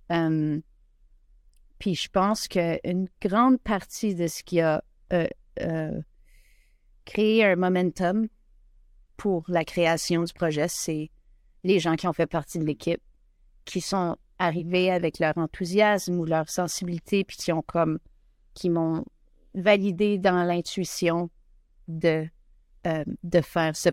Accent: Winnipeg, Manitoba, Canada; je suis originaire de Winnipeg, de Saint-Boniface.

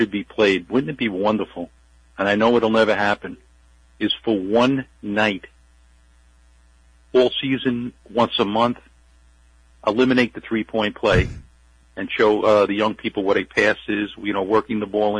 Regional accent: New Hyde Park, New York, United States; I grew up in New Hyde Park

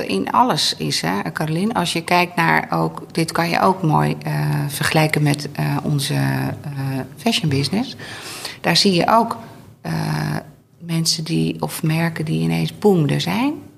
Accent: Veluwe, Gelderland, Netherlands; moved away; in de omgeving waar ik zelf ook vandaan kom. Oh. Eh, de Veluwe.

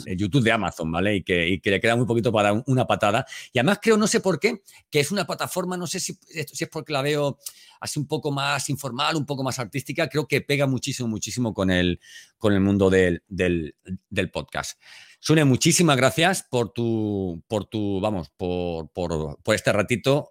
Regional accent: Elche, Valencian Community, Spain; now in Seville, Spain; yo aunque vivo en Sevilla, eh, soy de Elche, de Alicante

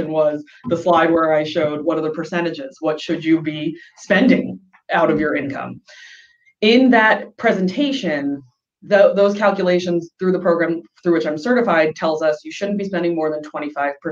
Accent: East Coast, United States; because I'm from the East Coast, I have people visit me all the time, I want that second bedroom.

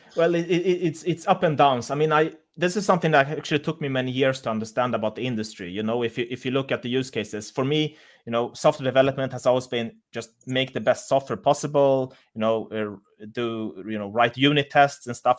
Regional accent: Sweden; moved away as an adult; now in Munich, Germany; I'm from Sweden, but I, I moved here for a job

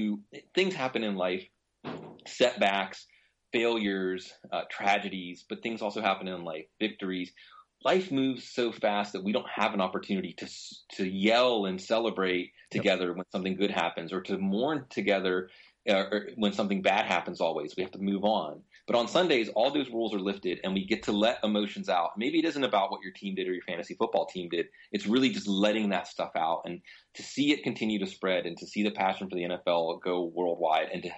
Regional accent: Pittsburgh, Pennsylvania, United States; growing up in the Pittsburgh area

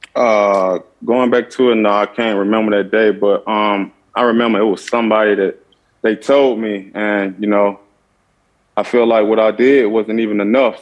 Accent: Clarksdale, Mississippi, United States; also born or lived in Arizona; I grew up in Clarksdale, Mississippi

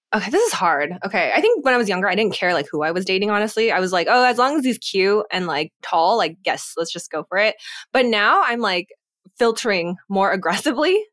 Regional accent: United States; moved away; also born or lived in Singapore / California; being Asian American, having friends or community in California that we could always go back

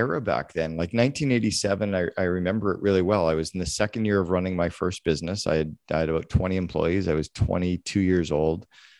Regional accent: Northern Ontario, Canada; I was a kid from Northern Ontario.

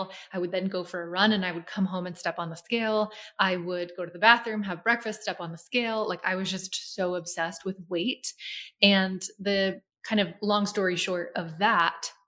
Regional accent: Lancaster, Pennsylvania, United States; moved away as an adult; now in Florida, United States; my hometown, Lancaster, Pennsylvania

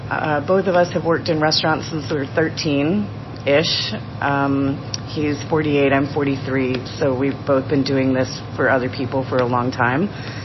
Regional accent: Denver, Colorado, United States; moved away as an adult; also born or lived in Eureka Springs, Arkansas; now in Fayetteville, United States; I grew up in Denver.

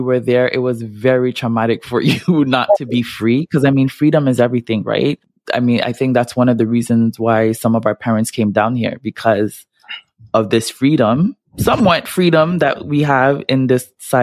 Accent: Montreal, Quebec, Canada; I grew up in Montreal

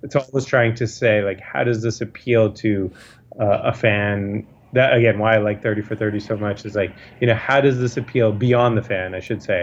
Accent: United States; growing up in America

